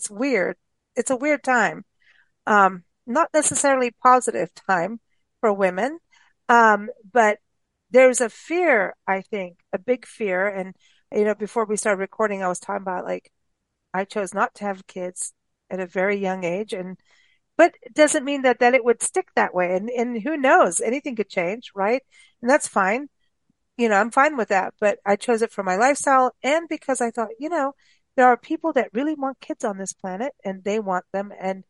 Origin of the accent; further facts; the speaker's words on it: Kenya; also born or lived in South Africa; I was raised in Kenya and South Africa, and it was South Africa. I was in my more becoming an adult teenager kind of thing at that point.